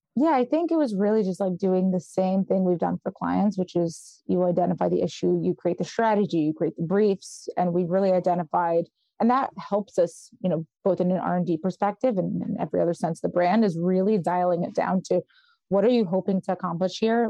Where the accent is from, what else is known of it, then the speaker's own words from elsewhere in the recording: New York City, New York, United States; also born or lived in Israel / Westchester County, New York; I was born in Israel, and my parents are from the former Soviet Union, and so we came here. and I grew up in Brooklyn